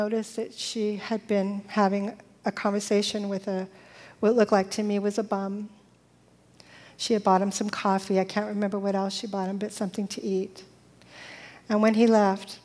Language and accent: English; the Valley, California, United States; I grew up in the Valley because I was a Valley girl